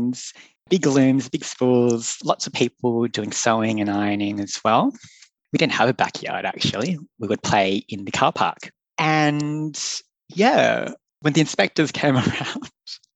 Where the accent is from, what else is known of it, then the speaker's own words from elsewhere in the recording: Sydney, New South Wales, Australia; now in Melbourne, Australia; I grew up in Western Sydney, so West Side